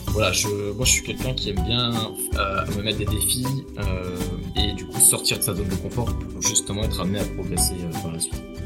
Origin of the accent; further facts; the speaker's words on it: Ardennes, Grand Est, France; moved away as an adult; now in Toronto, Canada; je viens des Ardennes, près de en France.